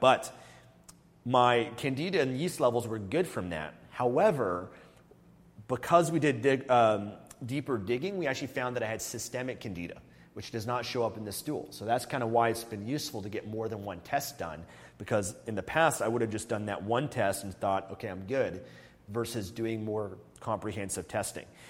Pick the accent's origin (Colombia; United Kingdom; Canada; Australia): Canada; moved away as an adult; I became a non resident of Canada in 2018